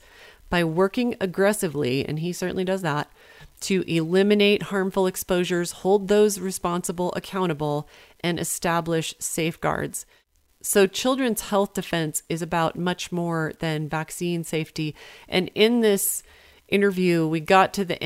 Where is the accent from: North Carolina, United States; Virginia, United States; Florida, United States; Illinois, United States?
Virginia, United States; my home state